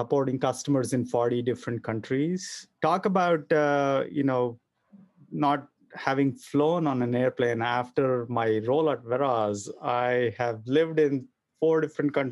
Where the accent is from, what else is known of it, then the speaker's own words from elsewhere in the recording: Bangalore, Karnataka, India; moved away as an adult; now in United States; So I was born and raised in Bangalore in a middle-class family